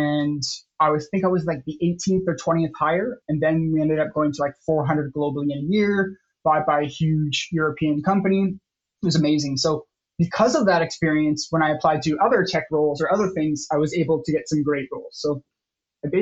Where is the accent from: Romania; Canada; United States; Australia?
Canada; I'm originally Canadian from a small town, very, very small town